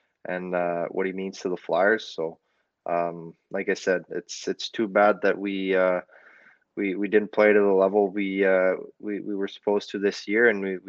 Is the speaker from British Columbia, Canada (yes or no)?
no; Quebec, Canada; also born or lived in New Brunswick; It's different than you know, where I'm from Quebec and New Brunswick, I guess.